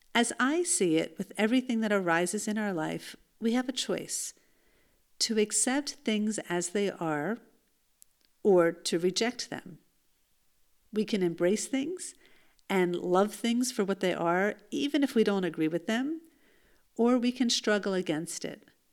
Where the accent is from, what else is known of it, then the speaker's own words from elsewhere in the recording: United States; now in Israel; the youth group that I grew up in in the United States